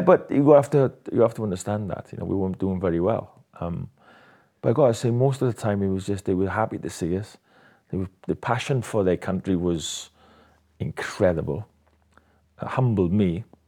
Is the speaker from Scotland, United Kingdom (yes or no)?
no; Swansea, Wales, United Kingdom; my hometown, Swansea